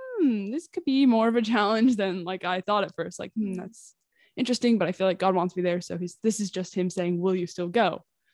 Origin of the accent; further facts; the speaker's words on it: Washington, United States; I'm 19 from Washington State in the U.S.